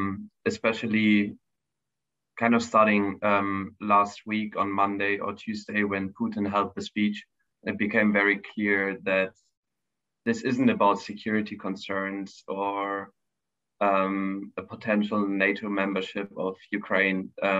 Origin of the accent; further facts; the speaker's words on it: Germany; moved away as an adult; now in Paris, France; I'm German, and I'm currently doing my master's degree in international security at Sciences Po in Paris.